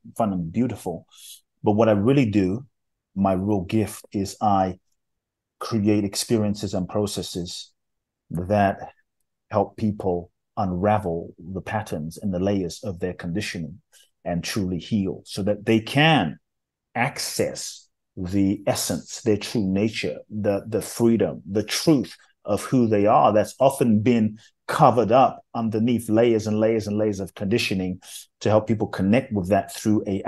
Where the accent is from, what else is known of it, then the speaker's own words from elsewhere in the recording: London, United Kingdom; also born or lived in Ghana; I grew up in London